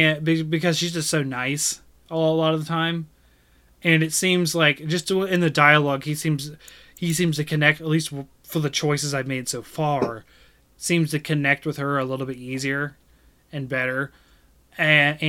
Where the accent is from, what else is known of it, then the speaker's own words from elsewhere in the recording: United States; I am American